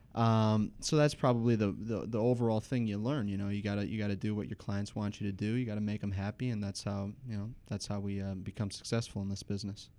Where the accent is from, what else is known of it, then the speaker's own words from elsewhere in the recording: Trenton, Michigan, United States; also born or lived in Detroit, Michigan / Grosse Pointe, Michigan; growing up in Trenton and living downtown and now coming into the gross point